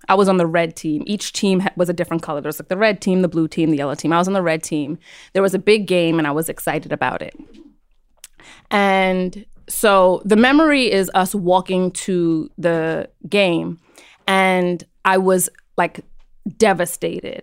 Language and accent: English; New York City, New York, United States; also born or lived in Brooklyn; I was born and raised on Roosevelt Island